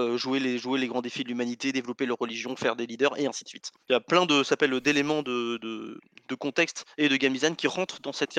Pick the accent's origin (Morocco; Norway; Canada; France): France; je suis français et donc bah, je connais beaucoup mieux l'histoire de France que n'importe quel autre.